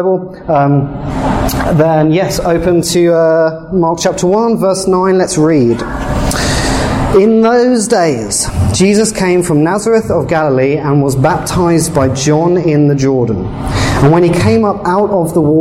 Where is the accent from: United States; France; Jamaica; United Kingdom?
United Kingdom; England; moved away as an adult; now in Canada; I'm actually from England.